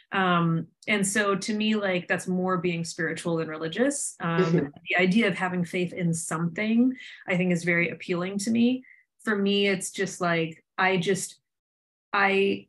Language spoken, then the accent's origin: English; Somerset, Pennsylvania, United States; moved away as an adult; now in New York, United States; growing up in Somerset